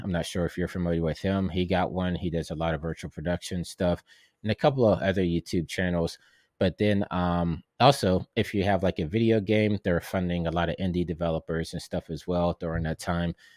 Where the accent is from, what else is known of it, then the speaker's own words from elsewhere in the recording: Pittsburgh, Pennsylvania, United States; moved away; I'm from Pittsburgh, and I know how far that is